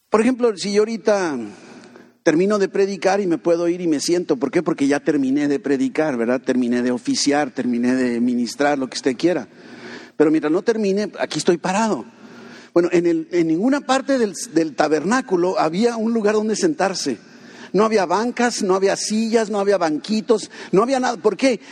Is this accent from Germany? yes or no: no; Mexico; Somos mexicanos.